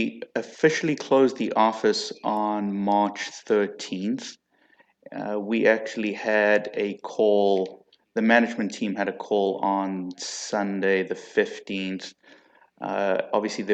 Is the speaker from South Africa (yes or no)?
yes; South Africa; accent: South African; now in United States; I'm actually originally from South Africa